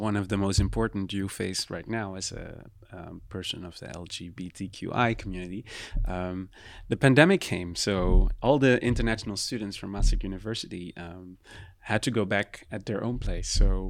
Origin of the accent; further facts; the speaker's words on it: Curaçao; people who are coming from the island where I'm from Curacao in the Caribbean